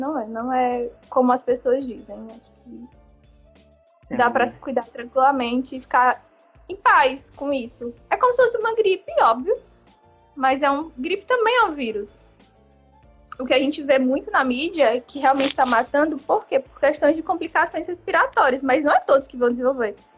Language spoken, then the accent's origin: Portuguese; Fortaleza, Ceará, Brazil; eu sou de Fortaleza